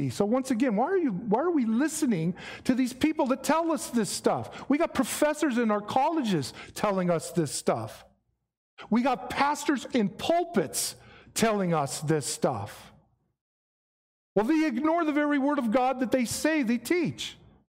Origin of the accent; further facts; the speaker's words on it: Mesquite, Nevada, United States; I'm from Nevada. Where are you from? Las Vegas? Well, no, little place outside of Vegas. Really? Where's that? Mesquite.